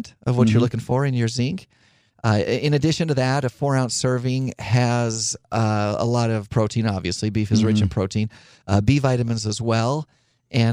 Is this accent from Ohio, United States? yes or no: no; Idaho, United States; I grew up in Idaho